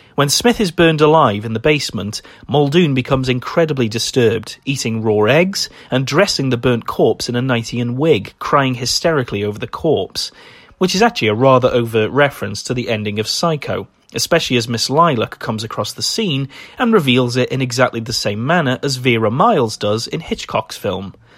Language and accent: English; United Kingdom; as a British person